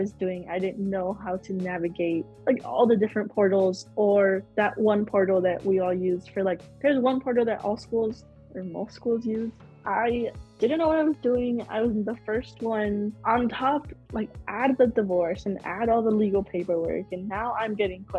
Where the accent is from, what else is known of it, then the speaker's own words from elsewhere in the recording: Chicago, Illinois, United States; also born or lived in Cedar Rapids, Iowa; I am born and raised in Chicago.